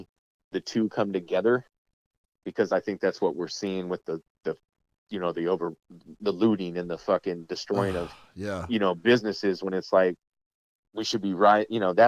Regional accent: Boston, Massachusetts, United States; moved away as an adult; now in San Diego, United States; we didn't have a lot of Asian culture in Boston.

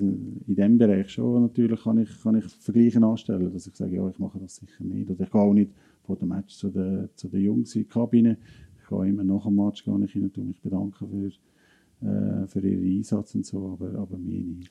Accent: Lucerne Hinterland, Switzerland; als Luzerner Hinterländer

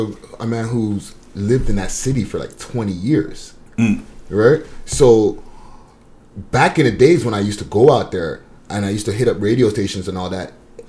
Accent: Montreal, Quebec, Canada; now in Toronto, Canada; I'm from Montreal.

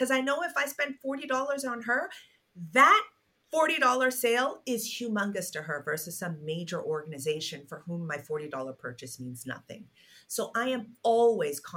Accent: Nigeria; my home country, Nigeria

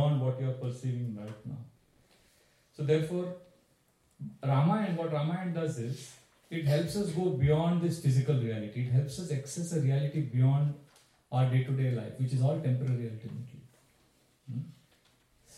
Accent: India; I come from India

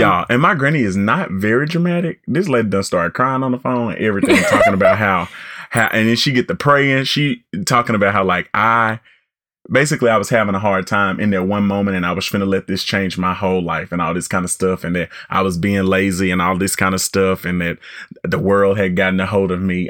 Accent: Arkansas, United States; I'm from Arkansas and very proud to be

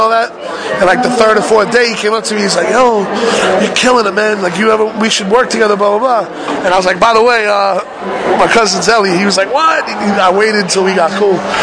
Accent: Boston, Massachusetts, United States; now in New York, United States; I'm from Boston, that I moved to New York

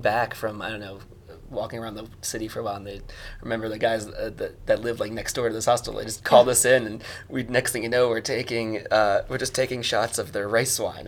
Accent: United States; moved away; I'm American

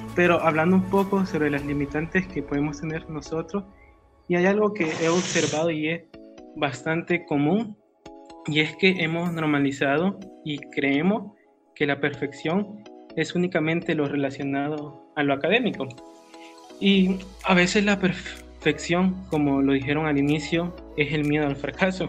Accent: El Salvador; como salvadoreños

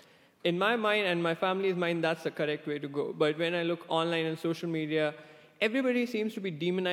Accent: India; English is a second language; moved away as an adult; now in United States; I came all the way from India to the US so that I could get a specialized degree in a master's program in data science.

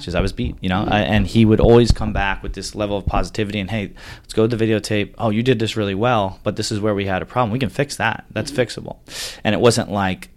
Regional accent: Long Island, New York, United States; New York guy, growing up on Long Island, one of five kids, big family

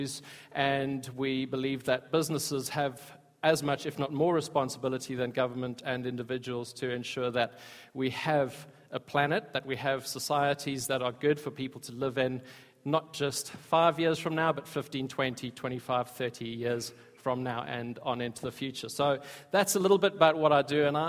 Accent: South Africa; I grew up in South Africa

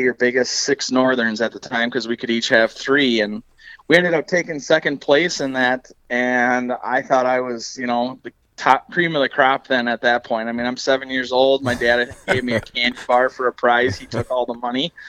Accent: Alexandria, Minnesota, United States; I grew up in the Alexandria Lakes area, specifically on the chain on Lake

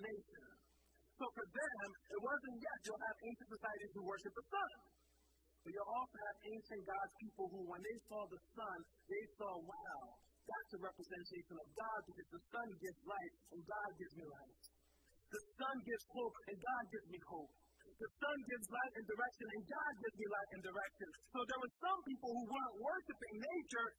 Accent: Philadelphia, Pennsylvania, United States; I grew up in Philadelphia.

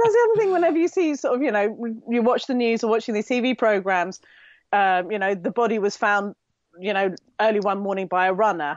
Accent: United Kingdom; I'm typical Brit

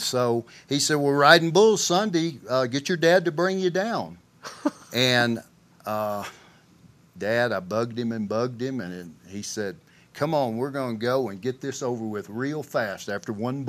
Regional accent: Arkansas, United States; And it's really strange, you know, there's been some of the top bull riders in the world come from my area.

